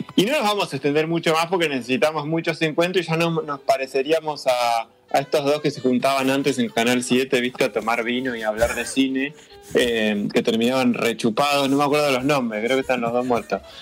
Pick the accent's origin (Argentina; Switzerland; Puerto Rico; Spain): Argentina